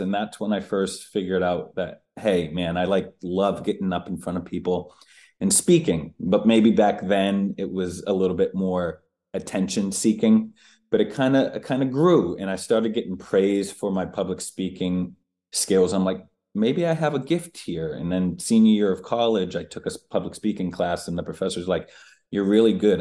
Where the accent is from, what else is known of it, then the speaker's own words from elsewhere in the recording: United States; also born or lived in Boston, Massachusetts / Maine; now in Los Angeles, United States; I was born in Boston, and I grew up outside of Boston and in Maine.